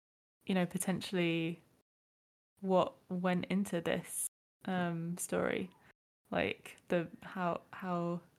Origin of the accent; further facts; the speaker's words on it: United Kingdom; speaking as a British person